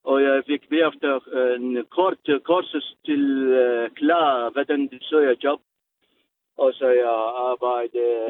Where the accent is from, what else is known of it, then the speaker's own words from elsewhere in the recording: Baghdad, Baghdad Governorate, Iraq; Danish is a second language; moved away as an adult; now in Denmark; jeg kommer fra Irak. Øh, Hustis, Bagdad.